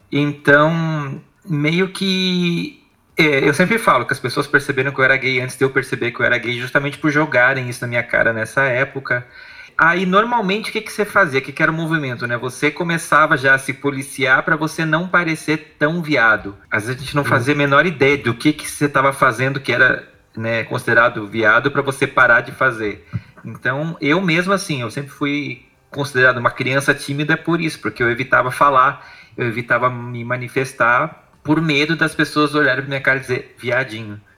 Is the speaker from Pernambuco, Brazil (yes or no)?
no; Blumenau, Santa Catarina, Brazil; moved away as an adult; E eu sou de Blumenau, Santa Catarina